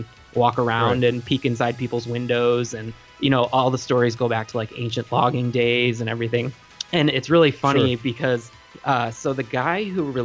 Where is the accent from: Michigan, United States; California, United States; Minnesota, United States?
Michigan, United States; Traverse City; I grew up in Traverse City, Michigan, which at the time was a little more rural